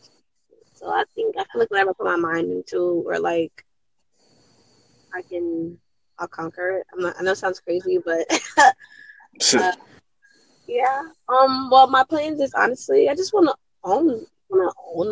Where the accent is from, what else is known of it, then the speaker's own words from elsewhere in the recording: New Jersey, United States; I'm from New Jersey